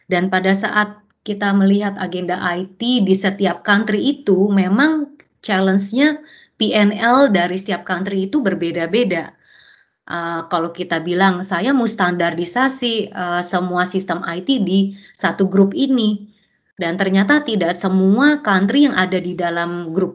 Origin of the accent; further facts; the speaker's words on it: Indonesia; saya datangnya dari Indonesia